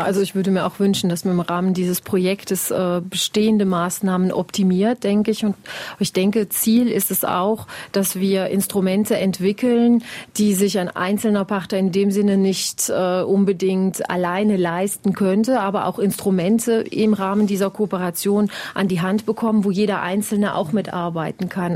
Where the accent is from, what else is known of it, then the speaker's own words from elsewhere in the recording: Wallonia, Belgium; hier bei uns in Ostbelgien